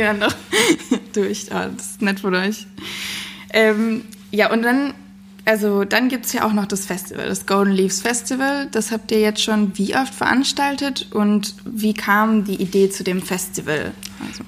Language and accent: German; Darmstadt, Hesse, Germany; ich bin heute in meiner Heimatstadt Darmstadt